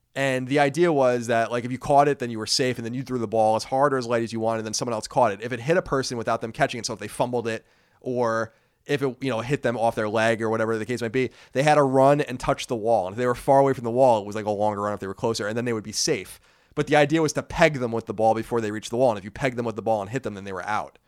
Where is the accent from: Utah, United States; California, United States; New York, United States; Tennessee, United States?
New York, United States; Brookhaven; We grew up in Brookhaven Hamlet, so it's kinda like this is adjacent place. We went to Belport High School